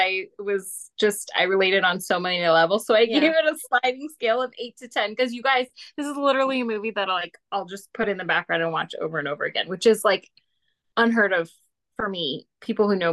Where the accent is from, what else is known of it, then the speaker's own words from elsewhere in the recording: Malibu, California, United States; moved away; also born or lived in Kentucky; I grew up driving around Malibu